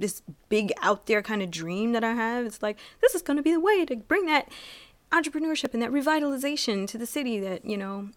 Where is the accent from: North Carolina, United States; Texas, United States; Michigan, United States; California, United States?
Michigan, United States; Detroit; also born or lived in Harper Woods, Michigan; growing up in Detroit